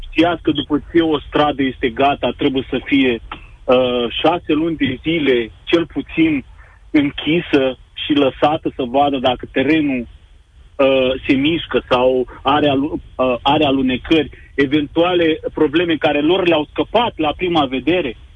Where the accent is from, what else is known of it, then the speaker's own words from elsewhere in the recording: Romania; moved away as an adult; now in Germany; Nu mai locuiesc de 9 ani în România